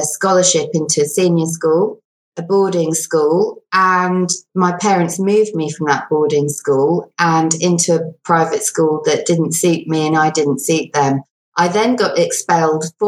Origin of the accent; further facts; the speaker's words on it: England, United Kingdom; also born or lived in South Africa; I was born in South Africa. I'm bilingual. I moved to England when I was about 4.